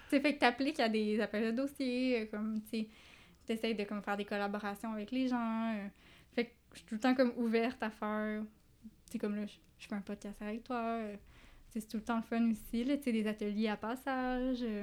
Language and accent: French; regions of Quebec, Canada; now in Montreal, Canada; je viens pas de Montréal